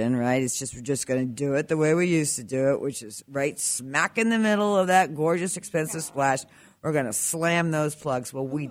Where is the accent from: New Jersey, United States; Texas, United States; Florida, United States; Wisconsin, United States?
New Jersey, United States; I'm from New Jersey, so I talk with my hands